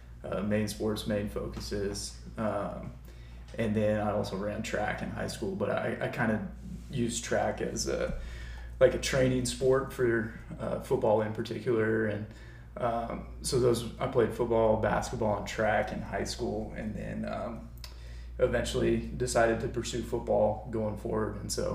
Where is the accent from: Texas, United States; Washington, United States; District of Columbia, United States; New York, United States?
Washington, United States; Gig Harbor; also born or lived in San Francisco, California / Sun Valley, Idaho; So I was born in San Francisco, California, Bay Area. I lived there until I was 4 years old. And then my family moved to Sun Valley, Idaho, lived there for the next 5 years or so. And then eventually we moved to a small town outside of Seattle called Gig Harbor, Washington, home of the Tides.